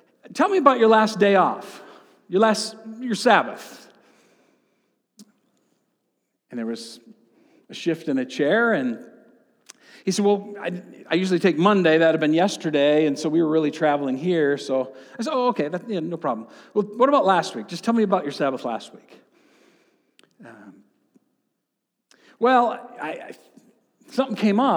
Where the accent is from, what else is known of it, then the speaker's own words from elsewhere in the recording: central and southeast Michigan, United States; in the part of the state of Michigan where I grew up. And since I'm from Michigan